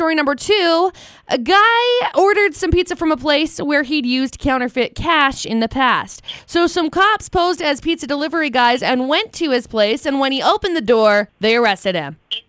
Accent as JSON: {"language": "English", "town": "Tremont", "country": "United States", "tie": "born or raised there", "said": "Like I grew up in Tremont, and there are junctions."}